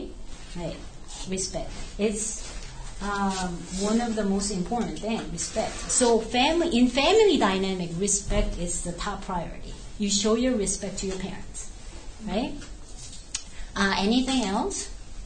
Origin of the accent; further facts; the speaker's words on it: South Korea; English is a second language; moved away as an adult; now in United States; I am originally from South Korea. So I was like, I came here to America, in middle of 20, like 26, yeah, and then studied here again. So I'm called first generation of Korean.